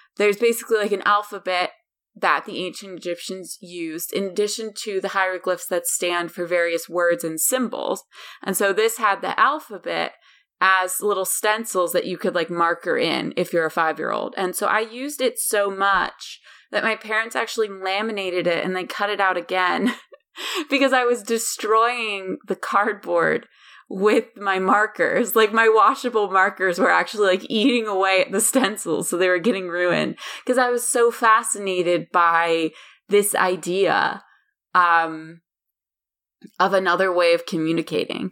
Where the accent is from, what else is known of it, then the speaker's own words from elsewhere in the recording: Pittsburgh, Pennsylvania, United States; I grew up in Western Pennsylvania, um, in a town called Pittsburgh.